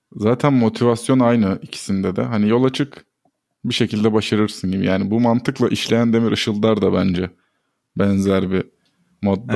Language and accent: Turkish; Ordu, Turkey; moved away; Ben de Orduluyum.